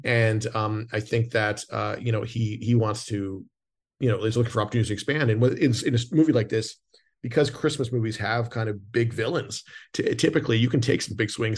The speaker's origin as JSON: {"language": "English", "country": "Canada", "moved": "yes", "said": "I'm from Canada originally"}